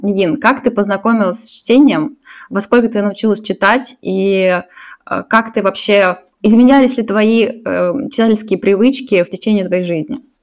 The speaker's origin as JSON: {"language": "Russian", "region": "Saint Petersburg", "country": "Russia", "moved": "yes", "lives_now": "Zurich, Switzerland", "said": "я из Питера, сейчас живу в Цюрихе"}